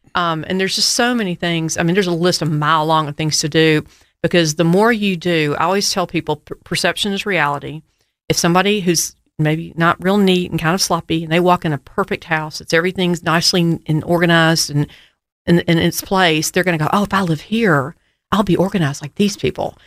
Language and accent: English; United States; I grew up in River Oaks